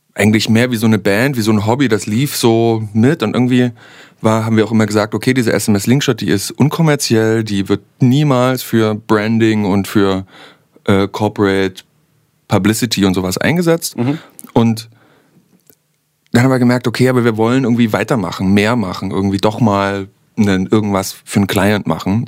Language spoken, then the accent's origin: German; Saxony, Germany; accent: Sächsisch